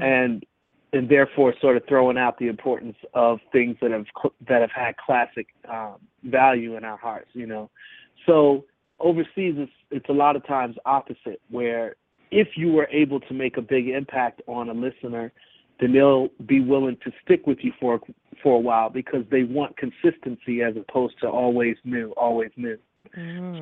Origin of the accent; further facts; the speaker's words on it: Milwaukee, Wisconsin, United States; also born or lived in Hennings, Tennessee; now in Atlanta, United States; I was raised in Milwaukee